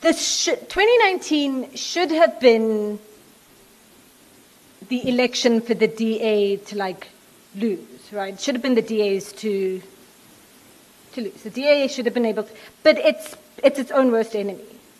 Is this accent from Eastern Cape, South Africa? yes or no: no; Soweto, Gauteng, South Africa; I grew up in Soweto